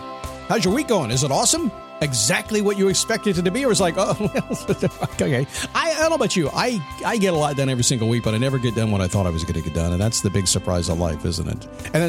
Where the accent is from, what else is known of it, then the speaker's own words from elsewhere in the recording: Virginia Beach, Virginia, United States; born there; when I was born in the Portsmouth Naval Hospital in Virginia Beach, Virginia.